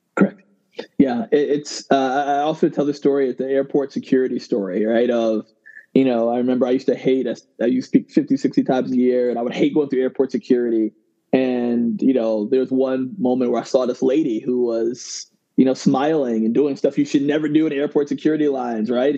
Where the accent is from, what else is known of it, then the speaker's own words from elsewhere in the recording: Ghana; I'm originally from Ghana